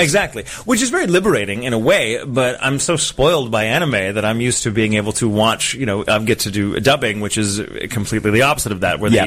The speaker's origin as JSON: {"language": "English", "region": "Texas", "country": "United States", "said": "where I'm from in Texas"}